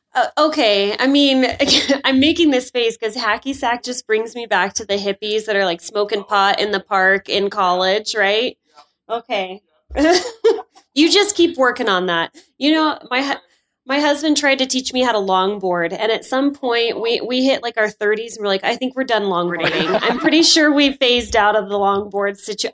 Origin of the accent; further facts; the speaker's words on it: North Dakota, United States; now in Salt Lake City, United States; I'm from North Dakota